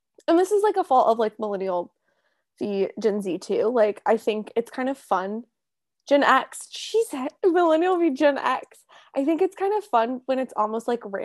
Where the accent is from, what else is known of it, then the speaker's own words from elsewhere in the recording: Kansas, United States; I am from Kansas.